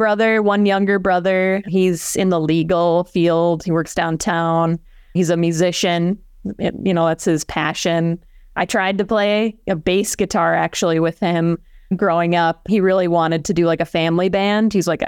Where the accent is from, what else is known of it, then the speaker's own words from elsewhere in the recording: Orono, Minnesota, United States; I'm from Orno, Minnesota, small town, west suburbs. I grew up on a hobby farm where I showed horses, you know, woke up before school to feed all the animals, and then went to school in North Dakota, in Fargo.